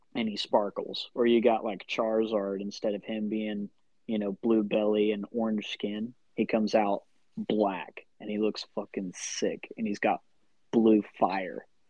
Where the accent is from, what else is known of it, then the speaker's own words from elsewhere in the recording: Midwest City, Oklahoma, United States; I'm from Midwest City.